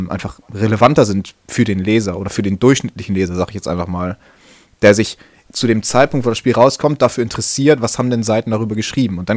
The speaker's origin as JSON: {"language": "German", "region": "Northern Germany", "country": "Germany", "said": "können wir mal ein bisschen ähm, über die neue Website schnacken, wie man bei uns in Norddeutschland sagt."}